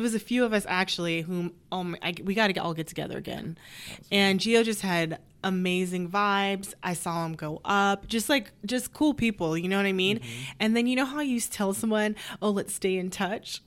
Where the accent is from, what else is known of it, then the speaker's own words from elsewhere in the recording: Sacramento, California, United States; moved away; I'm from Sac